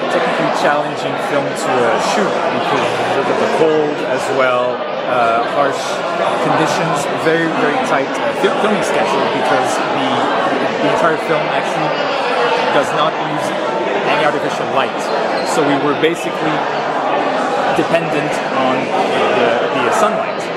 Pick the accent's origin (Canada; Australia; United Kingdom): Canada; Montreal, Quebec; My uh, mom is from France and my dad is from Greece, but I actually grew up in Montreal.